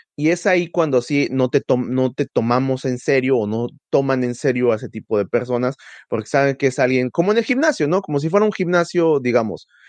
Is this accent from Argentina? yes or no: no; Tulancingo, Hidalgo, Mexico; yo crecí en Tulancingo